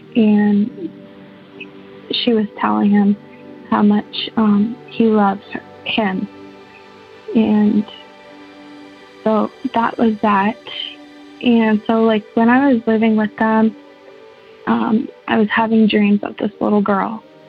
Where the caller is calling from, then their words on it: St. Thomas, Ontario, Canada; I'm from St. Thomas, Ontario.